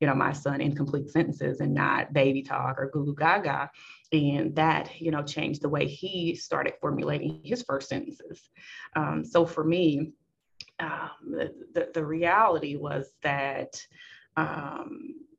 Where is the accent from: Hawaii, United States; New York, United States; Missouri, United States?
Missouri, United States; Kansas City; I grew up in Kansas City, born and raised